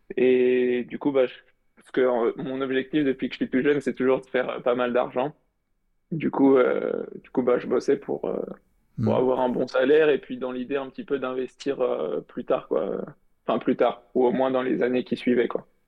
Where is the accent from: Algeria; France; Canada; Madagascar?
France; Paris region, Île-de-France; je, suis de région parisienne